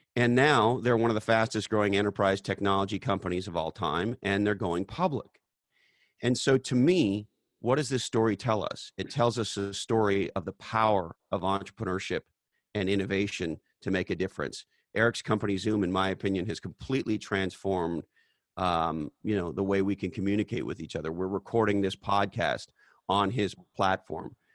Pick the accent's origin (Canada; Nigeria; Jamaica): Canada; now in United States; I was born in Canada